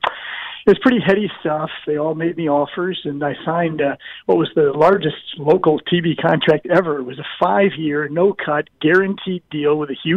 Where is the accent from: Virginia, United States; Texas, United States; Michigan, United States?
Michigan, United States; Detroit; moved away as an adult; also born or lived in St. Louis, Missouri; now in Illinois, United States; I was a high school football quarterback in Detroit, back in my hometown of Detroit